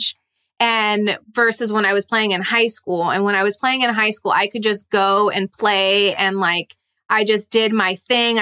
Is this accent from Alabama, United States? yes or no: no; Massachusetts, United States; My people, I'm from Massachusetts.